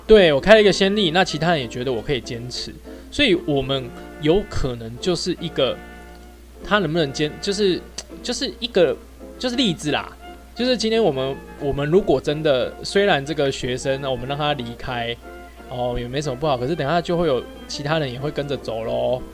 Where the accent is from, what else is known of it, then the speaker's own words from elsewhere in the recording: Taiwan; 我们台湾